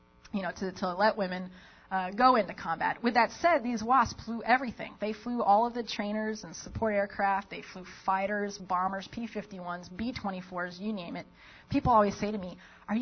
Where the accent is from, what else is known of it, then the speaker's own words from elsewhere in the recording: Las Vegas, Nevada, United States; moved away; I grew up in Las Vegas, Nevada